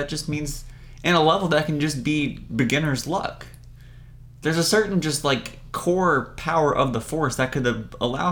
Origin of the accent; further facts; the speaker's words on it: Raleigh, North Carolina, United States; moved away; I'm originally from the Raleigh area of North Carolina.